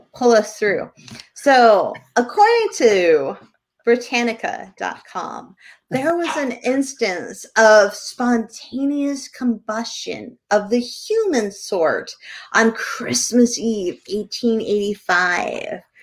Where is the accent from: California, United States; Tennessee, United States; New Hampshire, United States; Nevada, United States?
New Hampshire, United States; Bedford; now in Bar Harbor, United States; in bedford new hampshire when i was growing up